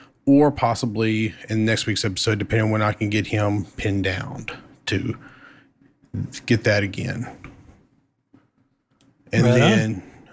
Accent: Texas, United States; I'm Texan.

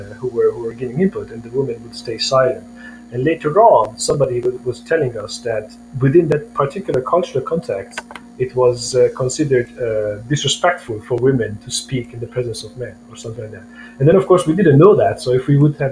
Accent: Romania; I grew up in Romania

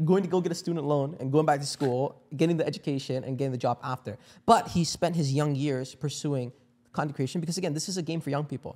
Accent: India; I'm from India

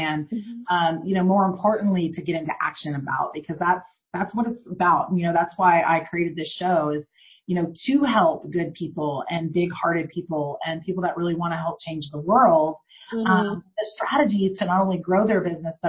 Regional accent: Houston, Texas, United States; I grew up in Houston

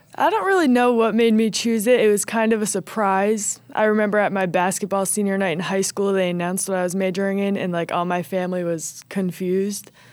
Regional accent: Old Bridge, New Jersey, United States; I am from Old Bridge, New Jersey

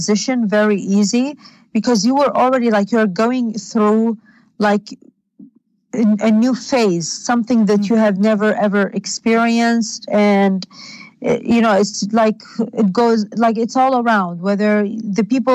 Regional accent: Baghdad, Baghdad Governorate, Iraq; English is a second language; moved away as an adult; also born or lived in Los Angeles, United States; now in California, United States; I was born in Baghdad in 1990.

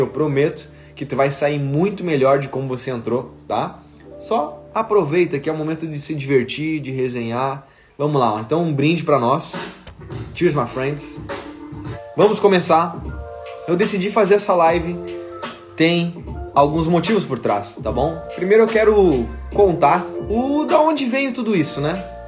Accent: Porto Alegre, Rio Grande do Sul, Brazil; Eu sou gaúcho de Porto Alegre

